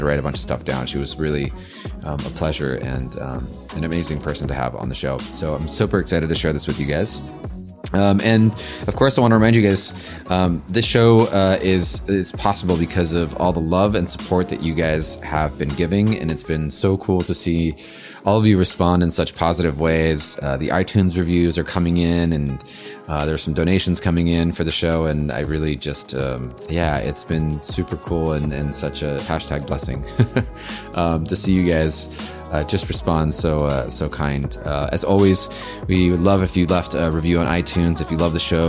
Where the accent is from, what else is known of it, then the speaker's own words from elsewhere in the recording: Southern California, United States; I'm from Southern California